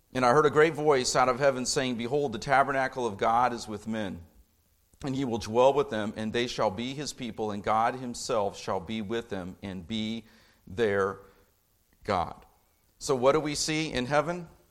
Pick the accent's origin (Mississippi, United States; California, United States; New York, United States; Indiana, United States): Indiana, United States; Indianapolis; now in Lafayette, United States; I grew up in Indianapolis, not Chicago